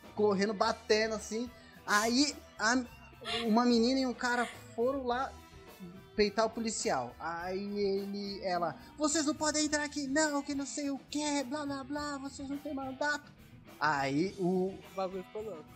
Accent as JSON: {"language": "Portuguese", "town": "São Roque", "region": "São Paulo", "country": "Brazil", "said": "E a gente é de São Roque"}